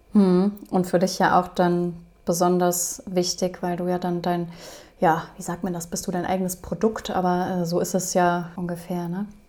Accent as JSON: {"language": "German", "region": "Rhineland", "country": "Germany", "tie": "born or raised there", "said": "Ich komme hier auch aus dem Rheinland, von daher Karneval. Ich bin auch mit groß geworden."}